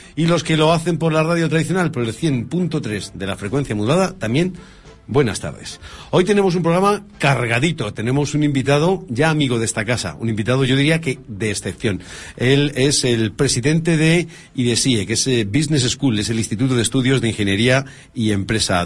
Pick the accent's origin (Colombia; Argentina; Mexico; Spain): Spain; nosotros somos españoles